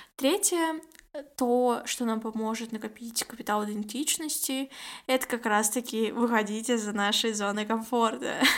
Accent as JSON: {"language": "Russian", "country": "Kazakhstan", "said": "я из Казахстана"}